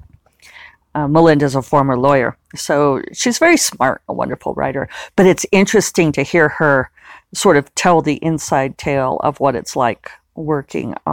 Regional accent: United States; me being American

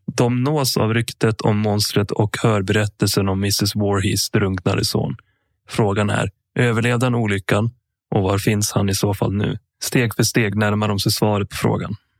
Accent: Sweden; born or raised there; also born or lived in Sala / Sandviken

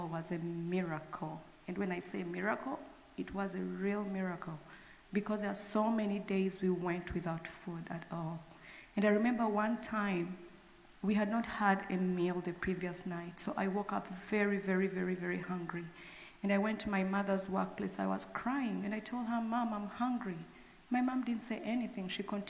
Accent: Uganda; moved away; I'm from Uganda

